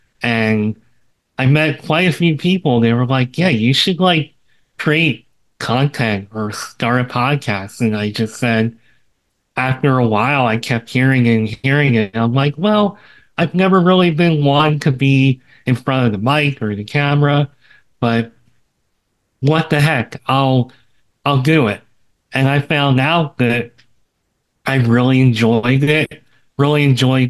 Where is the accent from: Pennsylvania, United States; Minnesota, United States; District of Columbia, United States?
Pennsylvania, United States; …'s hometown; moved away as an adult; now in Florida, United States; she's from my hometown